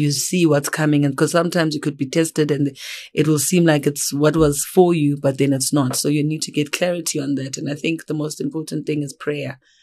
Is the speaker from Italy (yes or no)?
no; Johannesburg, Gauteng, South Africa; also born or lived in Eastern Cape; I am originally from the Eastern Cape. I grew up in Johannesburg